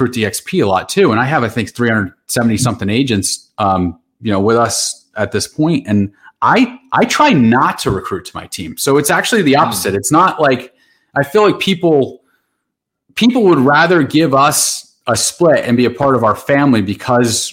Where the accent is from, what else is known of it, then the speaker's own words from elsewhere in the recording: Randolph, New Jersey, United States; I grew up in the Randolph section of Morris County